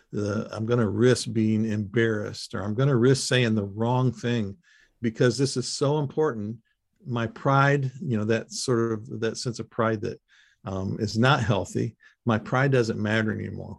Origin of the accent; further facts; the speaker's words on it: Michigan, United States; I was raised in Michigan as a kid